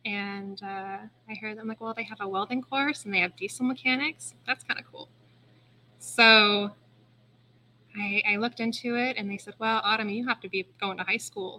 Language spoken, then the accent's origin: English; Coeur d'Alene, Idaho, United States; now in Kendrick, United States; So where I grew up, Coeur d'Alene, it was a small town. And now it's not a small town. So I've steadily been chasing the smaller towns.